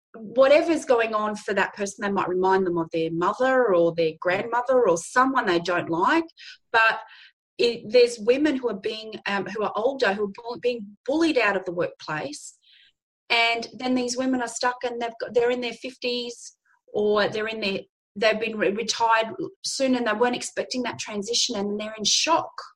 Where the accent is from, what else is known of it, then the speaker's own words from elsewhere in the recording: Darwin, Northern Territory, Australia; moved away as an adult; I was born in Darwin, the Northern Territory. I like to say I was conceived, born, and bred there.